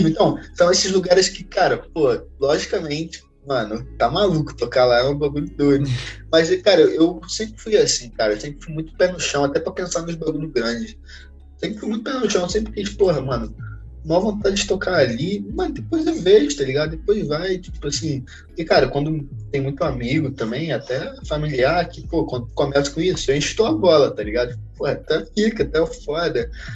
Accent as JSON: {"language": "Portuguese", "country": "Brazil", "said": "a gente é brasileiro"}